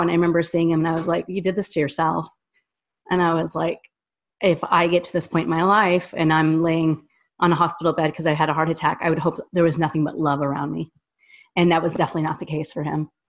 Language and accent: English; Wyoming, United States; also born or lived in Orlando; now in Nashville, United States; I'm from Wyoming.